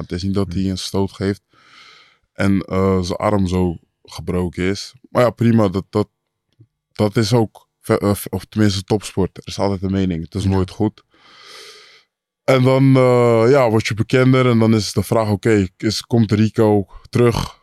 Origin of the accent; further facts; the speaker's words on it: Amersfoort, Utrecht, Netherlands; ik kom uit Amersfoort